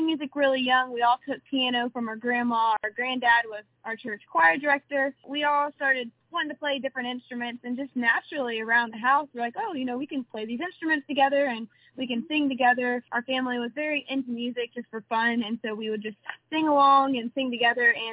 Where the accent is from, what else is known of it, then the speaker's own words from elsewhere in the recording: Meridian, Mississippi, United States; we're from Meridian, Mississippi, which mm-hmm. is a railroad town, so the track is from that, and then the 45 is from 45 South that runs through our hometown